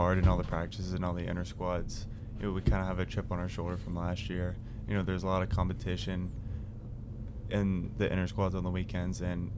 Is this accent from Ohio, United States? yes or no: no; near Parkersburg, West Virginia, United States; I'm from 15 minutes outside of Parkersburg, West Virginia